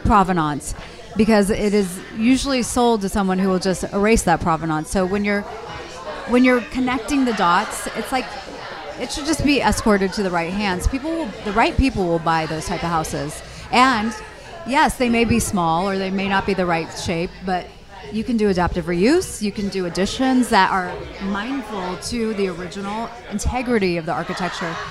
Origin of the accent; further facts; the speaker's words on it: Los Angeles, California, United States; We're from Los Angeles, natives and it's in our DNA.